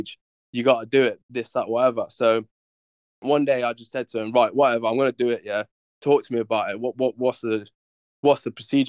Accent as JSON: {"language": "English", "town": "Coventry", "region": "West Midlands", "country": "United Kingdom", "tie": "born or raised there", "said": "I joined the bodybuilding style gym in my hometown, Coventry."}